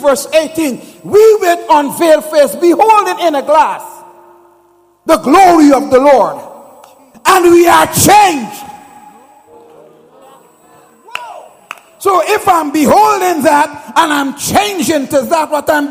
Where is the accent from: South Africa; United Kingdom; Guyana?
Guyana; moved away; I'm originally from Guyana